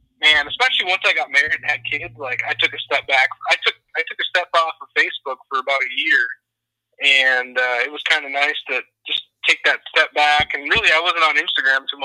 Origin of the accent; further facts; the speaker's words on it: Minnesota, United States; moved away as an adult; also born or lived in Montana; now in Texas, United States; I grew up in Minnesota